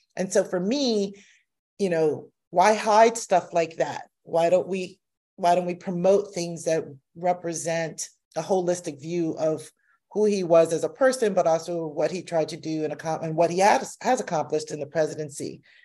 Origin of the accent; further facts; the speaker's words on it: United States; I'm a descendant of slaves, but I'm American. and I identify as American.